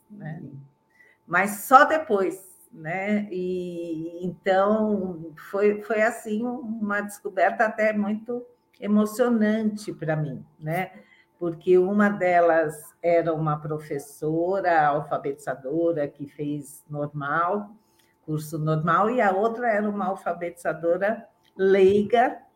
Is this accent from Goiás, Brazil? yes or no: no; São Paulo, Brazil; born there; eu é, sou de família mineira, mas vivo em São Paulo, né? Nasci em São Paulo